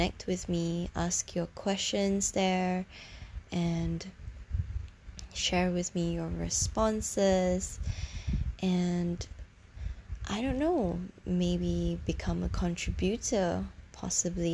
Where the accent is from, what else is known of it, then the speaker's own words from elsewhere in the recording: Singapore; from Singapore, my hometown where I'm from